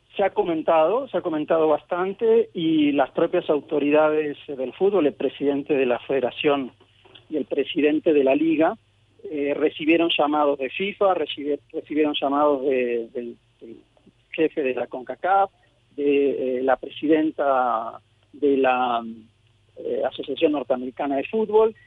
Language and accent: Spanish; Argentina; also born or lived in Mexico; yo soy mexicano-argentino. Nací en México, pero crecí en Argentina